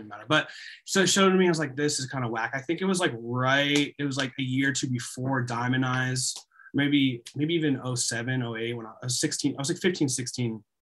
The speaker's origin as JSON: {"language": "English", "area": "the Poconos", "region": "Pennsylvania", "country": "United States", "tie": "born or raised there", "also_born_or_lived": "Allentown, Pennsylvania", "said": "I grew up in the Poconos but but I lived in Allentown for a while"}